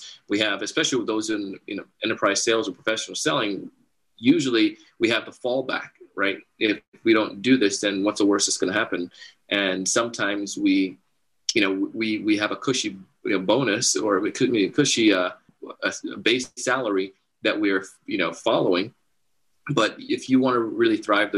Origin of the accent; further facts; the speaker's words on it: Jamaica; I grew up in Jamaica and part of the Commonwealth